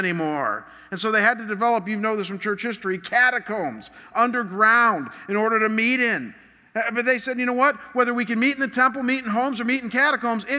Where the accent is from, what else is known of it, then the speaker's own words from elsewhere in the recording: Chagrin Falls, Ohio, United States; moved away; Chagrin Falls, my hometown